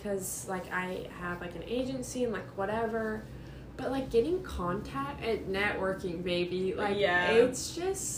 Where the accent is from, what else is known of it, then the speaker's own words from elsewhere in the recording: United States; me being very American